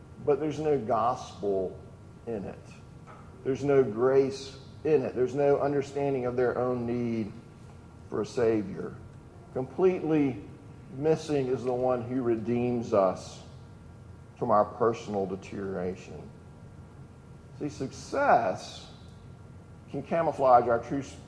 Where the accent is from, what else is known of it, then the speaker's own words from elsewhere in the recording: the South, United States; a son of the South